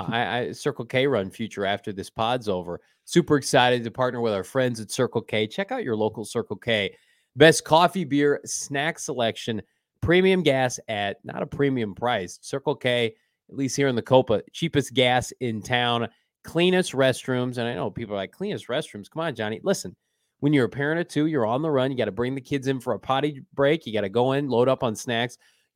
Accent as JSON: {"language": "English", "region": "Illinois", "country": "United States", "tie": "born or raised there", "said": "I grew up in Central Illinois."}